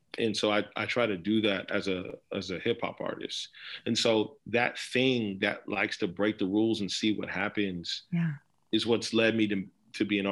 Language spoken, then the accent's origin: English; Dallas, Texas, United States; I was born in Dallas, but I like to say I was born in Dallas by way of Nigeria. So my parents were born in Nigeria and they were from Nigeria, but I was born in Dallas.